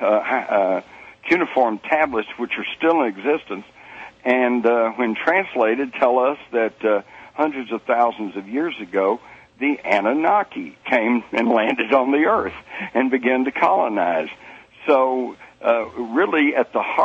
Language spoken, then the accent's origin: English; Texas, United States; I was brought up in Texas